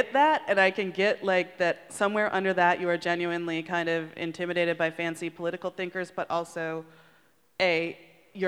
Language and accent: English; Chicago, Illinois, United States; I'm from Chicago